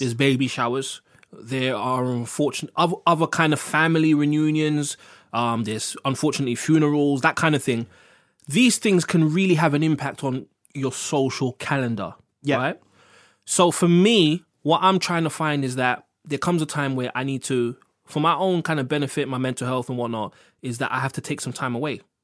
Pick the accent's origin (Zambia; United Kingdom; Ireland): United Kingdom; London; I'm black, I'm from Harlesden